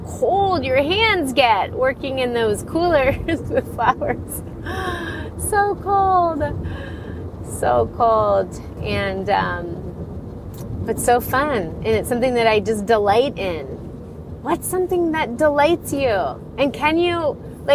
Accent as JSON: {"language": "English", "region": "Florida", "country": "United States", "tie": "born or raised there", "also_born_or_lived": "Colorado / Ireland / Denver", "moved": "yes", "said": "I did grow up in Florida"}